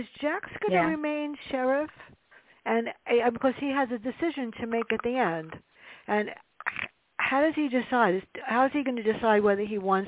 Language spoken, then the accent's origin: English; New York City, New York, United States; I grew up in the South Bronx in an apartment that was big enough for a thumb